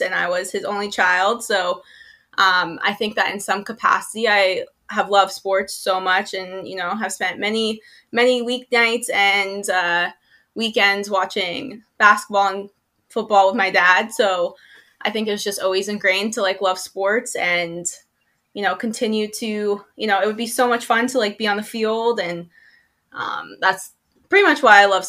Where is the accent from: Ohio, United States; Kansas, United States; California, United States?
California, United States; Los Angeles; I am from Los Angeles, California